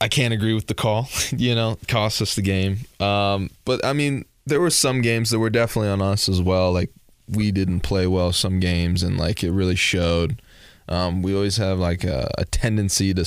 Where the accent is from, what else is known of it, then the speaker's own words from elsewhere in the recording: Dallas, Texas, United States; moved away; also born or lived in Marble Falls, Texas; I grew up in Dallas mostly